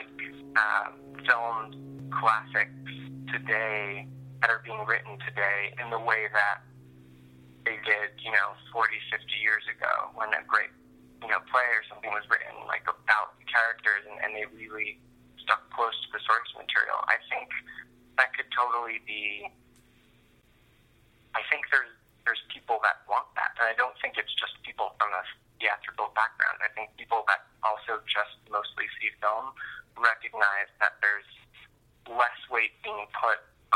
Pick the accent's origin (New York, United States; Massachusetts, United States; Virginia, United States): New York, United States; moved away as an adult; now in Los Angeles, United States; I'd only ever grown up in New York, and I grew up in Manhattan on Long Island